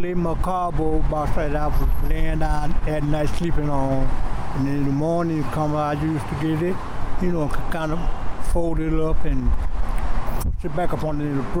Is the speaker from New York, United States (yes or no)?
no; Miami, Florida, United States; moved away as an adult; now in Atlanta, United States; Well, I was living in Miami. I'm from Miami, Florida. And I decided to come to Georgia looking for work.